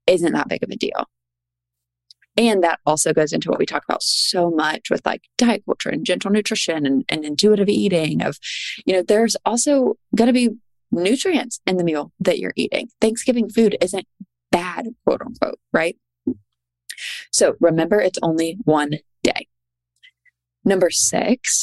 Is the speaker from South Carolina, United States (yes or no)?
yes; Charleston, South Carolina, United States; I'm from Charleston